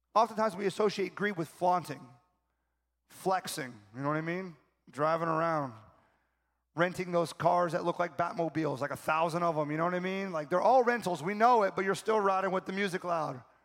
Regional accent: South Florida, United States; I'm from South Florida

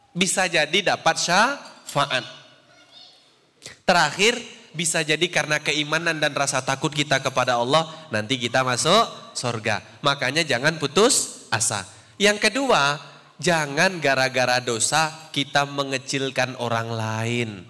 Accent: Riau, Indonesia; Saya dulu waktu di Riau, karena saya orang Riau tidak tidak ngerti bahasa Jawa.

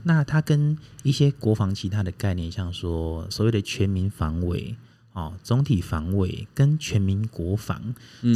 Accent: Taiwan

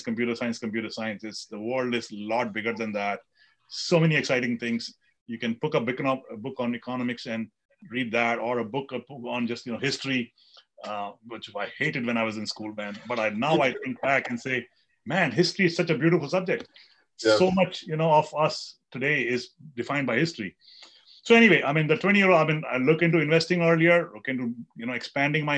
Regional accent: India; I grew up in India

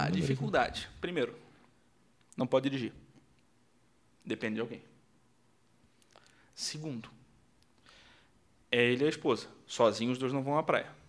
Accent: Rio Grande do Sul, Brazil; eu sou gaúcho.

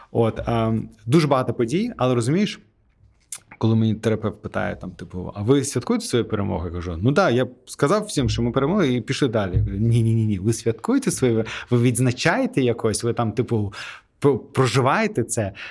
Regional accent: Azerbaijan; Ukrainian is a second language; По-перше, я азербайджанець. У нас нетворкінг в крові.

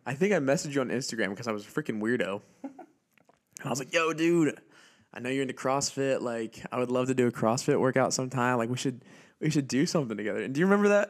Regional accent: Auburn, Indiana, United States; here in Auburn, your hometown, well, my hometown

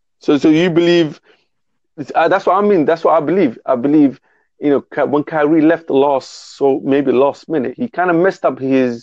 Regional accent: London, United Kingdom; I'm from England, London.

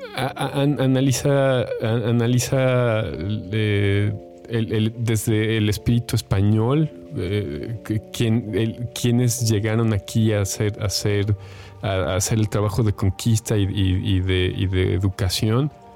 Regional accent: Mexico

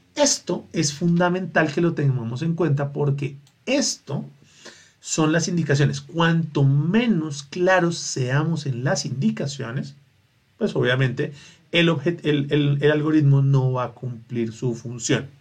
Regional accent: Bogotá, Colombia; Porque es mi ciudad, porque soy rolo

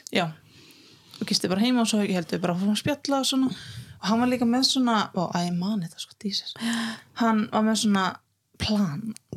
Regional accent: Reykjavík, Capital Region, Iceland; also born or lived in Hauganes; now in Akureyri, Iceland; uppalinn hérna í Reykjavík þá um tíu og sjóra og síðan fluttist við á Hauganes sem er á milli Akrar og Dalvíkur

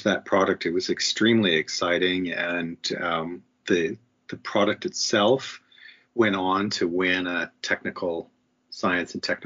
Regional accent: Canada; being a Canadian

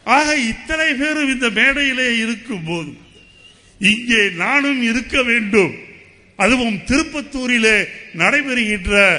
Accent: Tamil Nadu, India; ஒரு இந்தியனாக இருப்பேன் ஆனால் அதைவிட எனக்கு முக்கியம் நான் தமிழன்

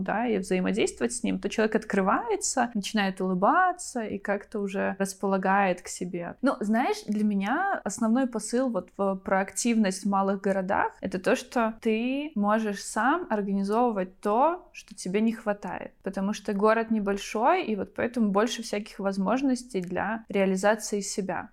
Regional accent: Vitebsk, Vitebsk Region, Belarus; also born or lived in Hlybokaye District; это мой родной город

